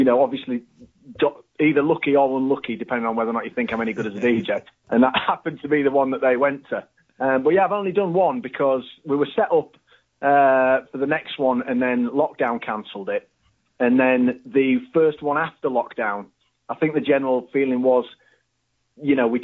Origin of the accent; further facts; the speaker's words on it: Harrogate, Yorkshire and the Humber, United Kingdom; I'm from Harrogate, around here